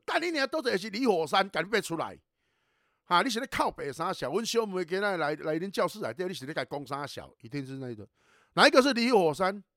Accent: Taiwan; 我们台湾话在讲说

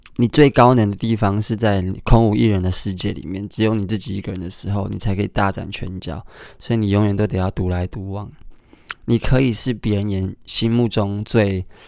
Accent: Kaohsiung, Taiwan; 我是高雄人

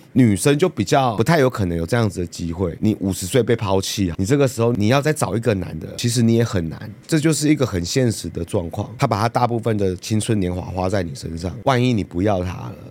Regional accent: Yilan County, Taiwan; 他们基本上就是都是，都是以兰在地人嘛

